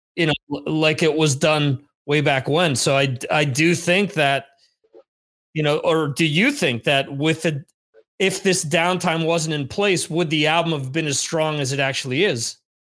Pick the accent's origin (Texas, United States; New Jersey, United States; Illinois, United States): New Jersey, United States; now in Spain; I'm actually overseas in Spain. I'm originally from New Jersey